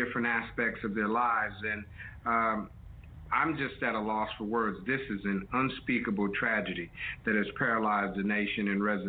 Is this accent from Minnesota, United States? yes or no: no; Los Angeles, California, United States; also born or lived in Northeast Ohio; now in Cleveland, United States; I'm not from Cleveland, Ohio. I'm from Los Angeles.